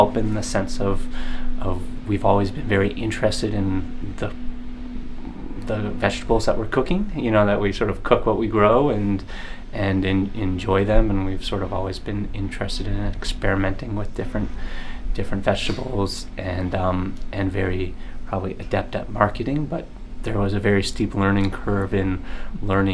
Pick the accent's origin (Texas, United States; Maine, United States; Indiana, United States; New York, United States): Maine, United States; I grew up in Maine